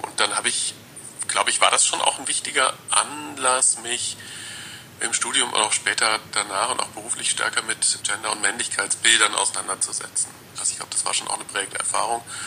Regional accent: rural southwest Germany, Germany; ich bin im auf dem Land aufgewachsen, äh, so im Südwesten Deutschlands

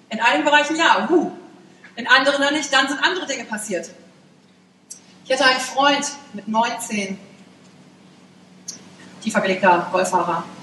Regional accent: Wülfrath, North Rhine-Westphalia, Germany; born there; ich bin geboren in Wülfrath.

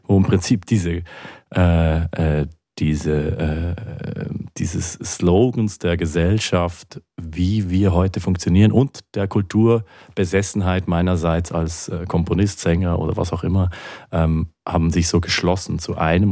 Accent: Basel, Basel-Stadt, Switzerland; in Basel, in meiner Heimatstadt

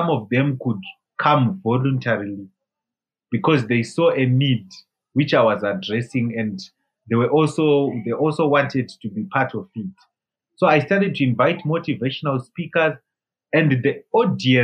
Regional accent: Zimbabwe; I left Zimbabwe to India

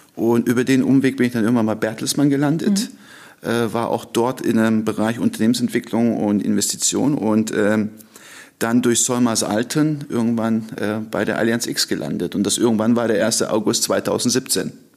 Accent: Stuttgart, Baden-Württemberg, Germany; also born or lived in Ankara, Turkey; Ich äh, sage immer, ich bin ein getürkter Deutscher. Äh, ich kam mit 15 Monaten nach Stuttgart, äh, bin dann auch dort aufgewachsen.

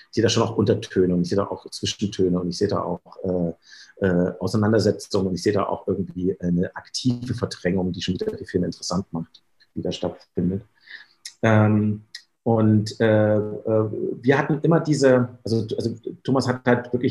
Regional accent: Germany; ich hatte noch Heimatkunde als, als Kind in der DDR

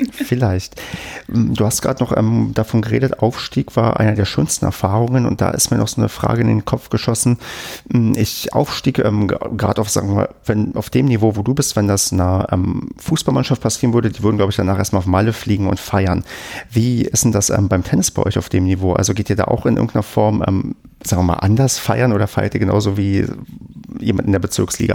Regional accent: Brandenburg, Germany; moved away; ich komme ja aus Brandenburg

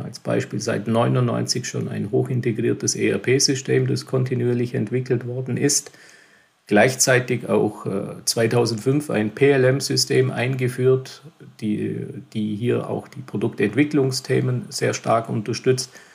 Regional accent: Lindenberg im Allgäu, Bavaria, Germany; geboren in Lindenburg und aufgewachsen hier in Lindenburg im schönen, beschaulichen Allgäu

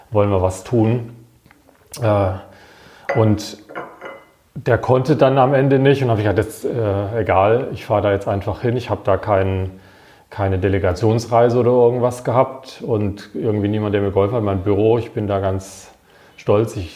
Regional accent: Wiesloch, Baden-Württemberg, Germany; weil meine Heimatstadt Wiesloch, die hat auch genauso viele Einwohner

